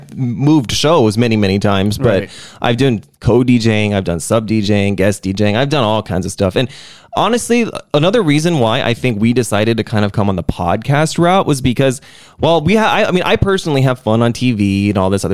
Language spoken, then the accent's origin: English; Arizona, United States; now in South Korea; Small towns, like, in the middle of Arizona, in the middle of nowhere. Mm. That's where I consider home